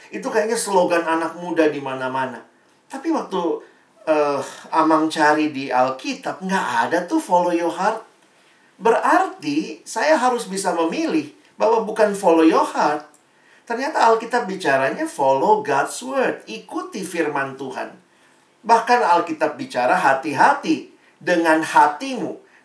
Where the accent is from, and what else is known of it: Ambon, Maluku, Indonesia